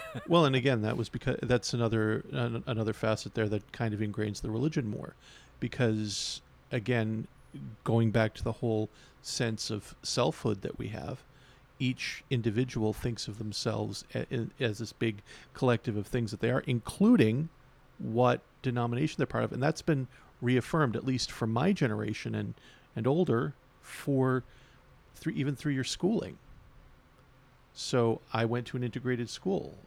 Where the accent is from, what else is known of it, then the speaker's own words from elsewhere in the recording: Bay Roberts, Newfoundland and Labrador, Canada; now in St. John's, Canada; I'm from Bay Roberts